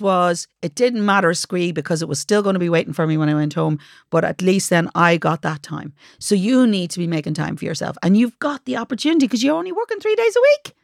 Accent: Dublin, Leinster, Ireland; also born or lived in Ballymun; I was born in Ballymun, but I lived in Finglas mostly, so maybe maybe Finglas Rose.

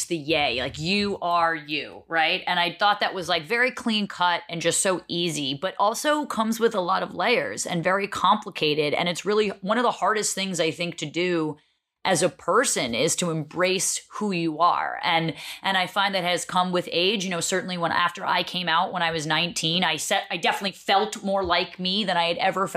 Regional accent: New Jersey, United States; I'm a Jersey girl, so through and through

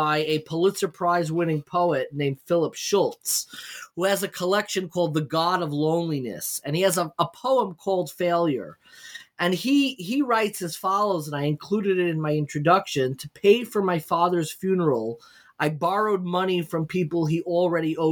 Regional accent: Long Island, New York, United States; I grew up in Long Island

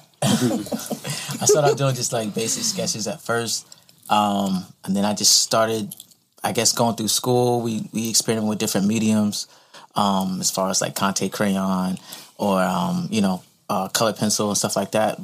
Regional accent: Virginia Beach, Virginia, United States; also born or lived in Pensacola, Florida; now in Savannah, United States; I was pretty much raised in um, Virginia Beach area

